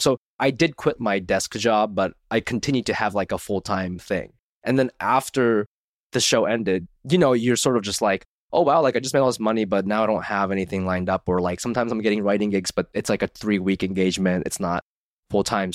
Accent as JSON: {"language": "English", "region": "Ohio", "country": "United States", "tie": "born or raised there", "moved": "yes", "said": "I grew up in Ohio"}